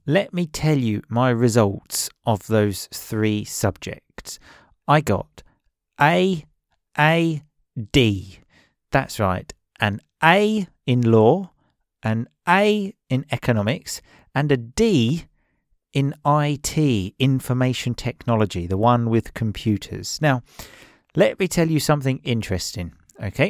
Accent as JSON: {"language": "English", "region": "England", "country": "United Kingdom", "tie": "born or raised there", "said": "I grew up in England"}